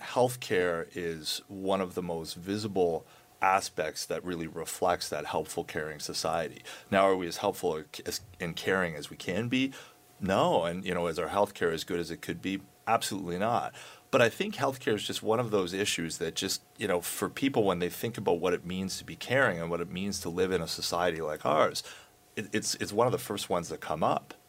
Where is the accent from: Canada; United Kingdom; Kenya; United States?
Canada; we're Canadian